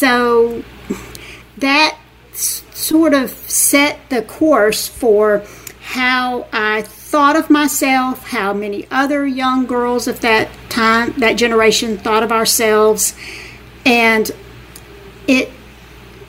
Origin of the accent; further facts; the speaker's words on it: Montgomery, Alabama, United States; also born or lived in Wetumpka, Alabama; Growing up in the Deep South, I'm from a small town called... I live in Wetumpka, Alabama. Was born in Montgomery, Alabama, which is the capital of Alabama